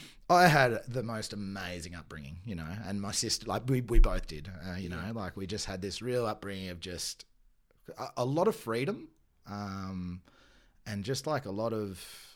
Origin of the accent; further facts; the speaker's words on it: Bayonne, Nouvelle-Aquitaine, France; born there; Yeah, so I was born in Bayonne, which is part of the Basque country.